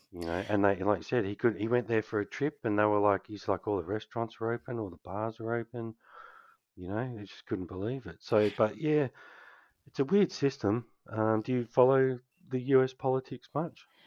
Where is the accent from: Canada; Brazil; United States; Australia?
Australia; Canberra, Australian Capital Territory; now in Western Australia, Australia; I grew up in Canberra